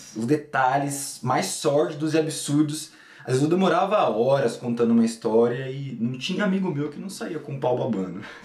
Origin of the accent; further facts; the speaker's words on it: São Paulo, Brazil; eu nasci em São Paulo, sempre morei aqui em São Paulo e atualmente continuo morando em São Paulo